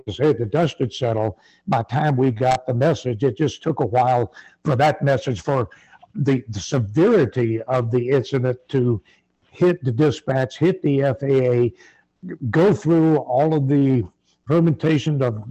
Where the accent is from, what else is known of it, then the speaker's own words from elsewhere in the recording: the South, United States; And I'm from the South